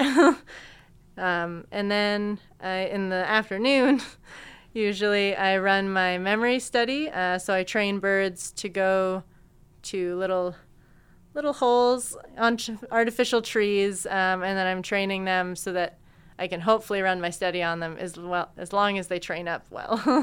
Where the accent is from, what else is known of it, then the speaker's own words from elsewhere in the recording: Peterborough, Ontario, Canada; moved away as an adult; now in London, Canada; I grew up in Peterborough